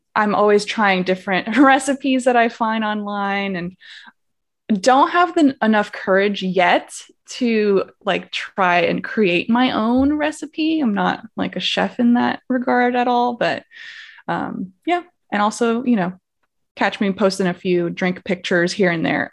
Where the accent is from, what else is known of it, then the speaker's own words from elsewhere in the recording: Miami, Florida, United States; moved away as an adult; now in San Antonio, United States; I'm originally from Miami, Florida